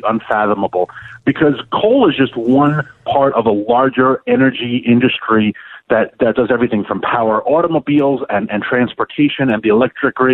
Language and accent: English; New York City, New York, United States; I'm from Queens, New York